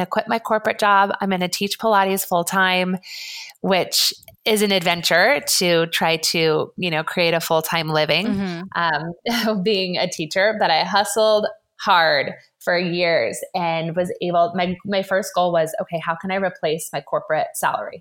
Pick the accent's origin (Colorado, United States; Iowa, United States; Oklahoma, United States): Colorado, United States; now in Santa Barbara, United States; I was born in Colorado, grew up as an athlete